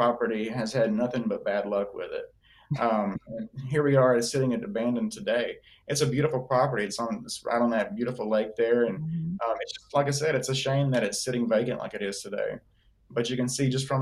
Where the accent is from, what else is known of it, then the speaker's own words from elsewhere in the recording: Alabama, United States; now in Florida, United States; I grew up in Alabama. I didn't grow up here in Florida